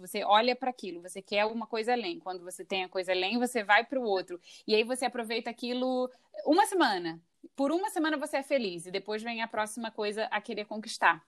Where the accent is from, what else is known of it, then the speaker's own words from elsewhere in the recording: Rio de Janeiro, Brazil; moved away; Nós duas somos cariocas, nós duas somos do Rio de Janeiro